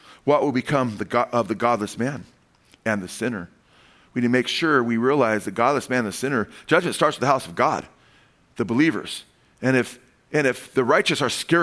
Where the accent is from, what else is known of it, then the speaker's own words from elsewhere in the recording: United States; I'm a Gentile. I'm the Goyim. I came from the United States